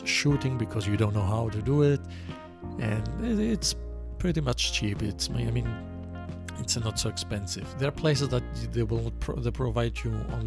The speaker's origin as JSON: {"language": "English", "country": "Greece", "second_language": "English", "moved": "yes", "lives_now": "Montreal, Canada", "said": "I'm from Greece."}